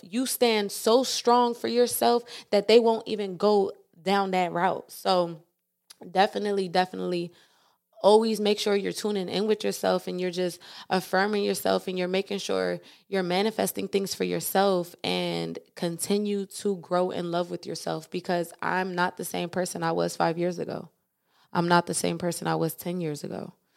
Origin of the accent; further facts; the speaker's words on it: East Coast, United States; moved away as an adult; I was able to be born and raised on the East Coast, and I was able to move to the West Coast